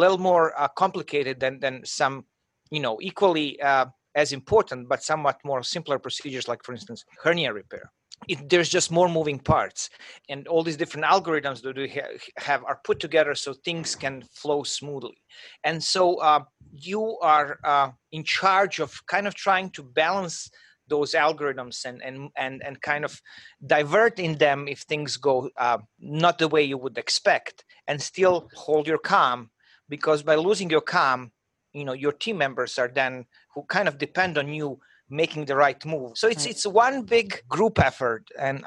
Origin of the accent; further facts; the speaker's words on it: Croatia; moved away as an adult; I'm from Croatia, and, you know, I was, you know, at my fifth year of medical school